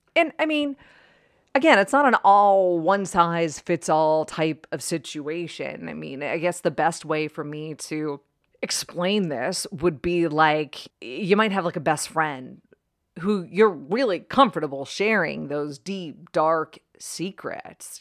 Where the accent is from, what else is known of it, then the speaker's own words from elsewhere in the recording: East Coast, United States; now in Arizona, United States; I grew up on the East Coast